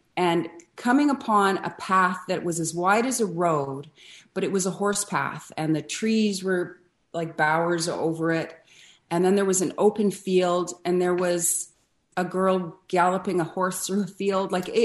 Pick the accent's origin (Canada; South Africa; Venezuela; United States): Canada; Ottawa, Ontario; born there; also born or lived in Vancouver; Well, I'm Canadian born. I was born in Ottawa, but I only lived there for the first few months of my life. And then Vancouver, where I lived until I was 5 or 6 years old.